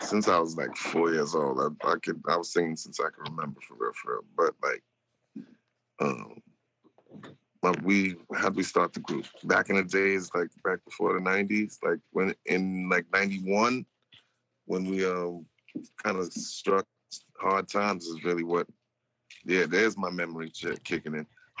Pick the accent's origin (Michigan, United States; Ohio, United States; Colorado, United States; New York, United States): New York, United States; Long Island; I'm just growing up in New York, Long Island.